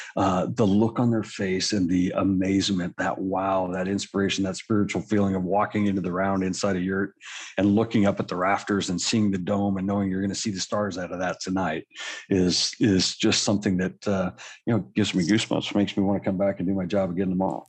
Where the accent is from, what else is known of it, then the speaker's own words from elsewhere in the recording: Colorado, United States; I grew up in Colorado